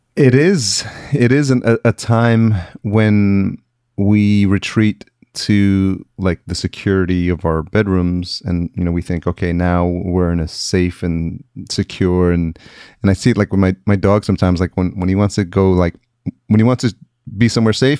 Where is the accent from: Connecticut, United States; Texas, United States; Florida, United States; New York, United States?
New York, United States; Yonkers; moved away as an adult; also born or lived in East Village, New York City; now in Los Angeles, United States; I grew up in Yonkers